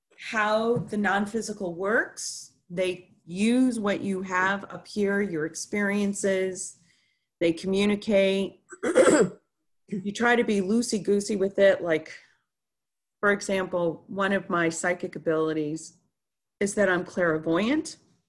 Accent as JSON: {"language": "English", "town": "Chicago", "region": "Illinois", "country": "United States", "tie": "born there", "also_born_or_lived": "Montreal, California, United States / Dallas, United States / Ohio, United States", "said": "So I was born in Chicago, Illinois, July 21st, 1969"}